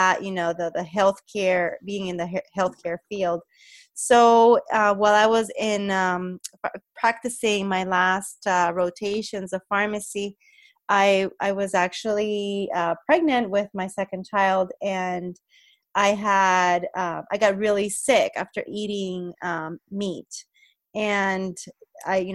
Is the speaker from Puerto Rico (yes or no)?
yes; Puerto Rico; moved away; I'm originally from Puerto Rico